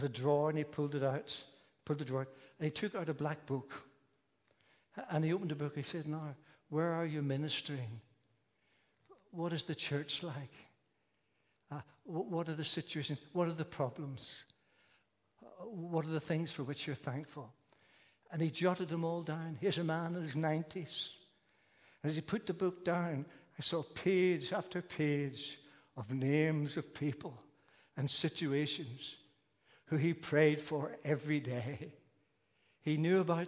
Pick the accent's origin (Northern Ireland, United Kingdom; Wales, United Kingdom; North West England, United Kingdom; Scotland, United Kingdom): Northern Ireland, United Kingdom; Belfast; The church I was brought up in Belfast when I was younger was a large Presbyterian church